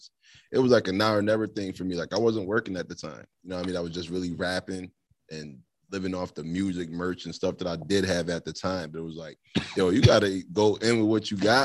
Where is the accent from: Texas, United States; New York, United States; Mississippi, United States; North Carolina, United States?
New York, United States; Niagara Falls